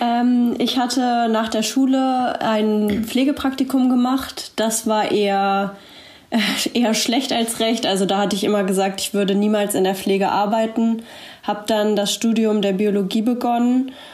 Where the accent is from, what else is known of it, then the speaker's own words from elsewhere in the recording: Braunschweig, Lower Saxony, Germany; ich komme ebenfalls aus Braunschweig